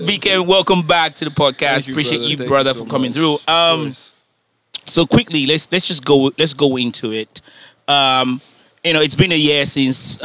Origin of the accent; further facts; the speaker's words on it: Nigeria; moved away; growing up in Nigeria